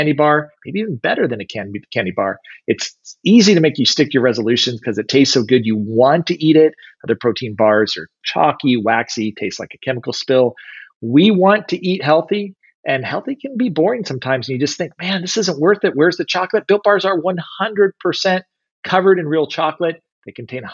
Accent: Kansas City, United States; I'm from Kansas City

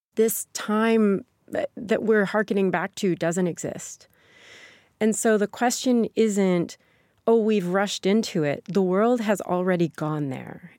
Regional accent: Sikeston, Missouri, United States; born or raised there; moved away

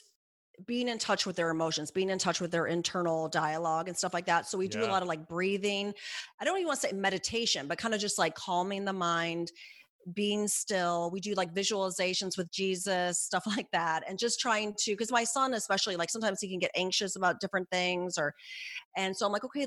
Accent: Midwest, United States; I'm from the Midwest

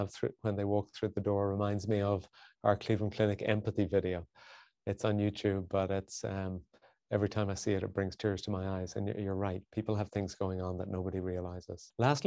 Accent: Ireland; moved away; I was born and raised in Ireland

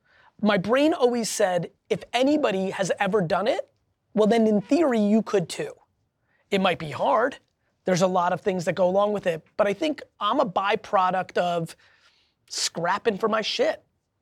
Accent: Belarus; English is a second language; I grew up from Belarus in the Soviet Union.

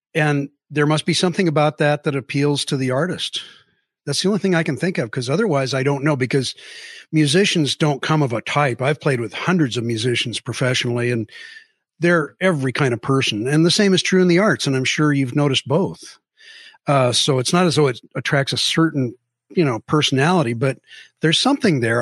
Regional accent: Mercer Island, Washington, United States; also born or lived in Seattle; I was born in Seattle, raised on Mercer Island

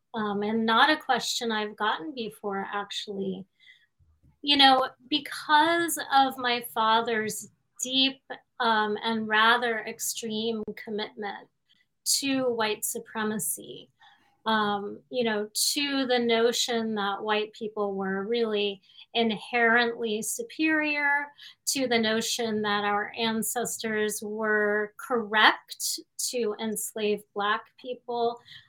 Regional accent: Miami, Florida, United States; moved away as an adult; also born or lived in Dallas, Texas / New York City; now in Queens, New York, United States; I grew up in Miami after having moved at the age of two from Dallas.

